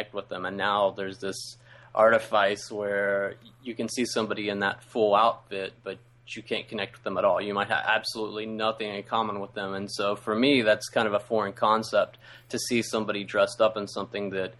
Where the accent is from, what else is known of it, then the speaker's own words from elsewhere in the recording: West Virginia, United States; now in Ohio, United States; I grew up in West Virginia.